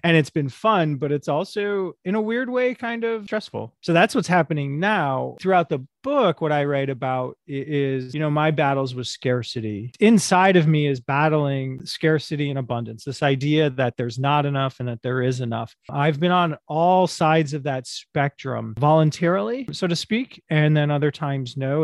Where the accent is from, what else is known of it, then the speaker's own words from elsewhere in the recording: United States; moved away; also born or lived in Sao Paulo; I'm an American in a foreign country